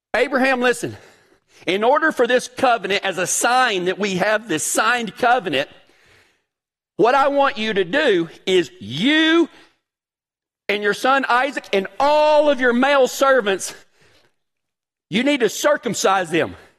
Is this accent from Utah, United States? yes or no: no; Big Lake, Texas, United States; I'm from a really small town in West Texas, Big Lake, Texas